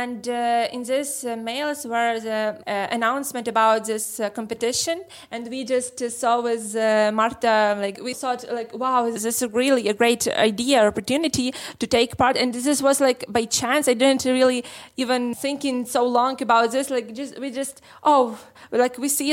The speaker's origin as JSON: {"language": "English", "town": "Lviv", "region": "Lviv Oblast", "country": "Ukraine", "said": "We are from Lviv. Lviv is on the west of Ukraine."}